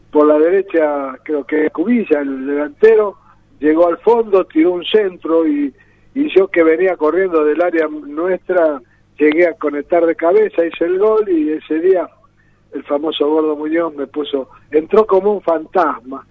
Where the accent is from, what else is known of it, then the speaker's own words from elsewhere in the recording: Las Parejas, Santa Fe, Argentina; de pibe en mi pueblo, las parejas allá